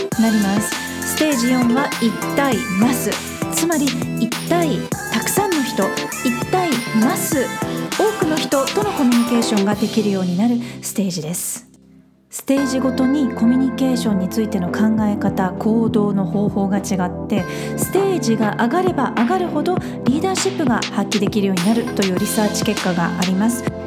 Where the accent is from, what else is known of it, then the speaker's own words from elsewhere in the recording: Fukuoka, Japan; moved away; 私の出身地の福岡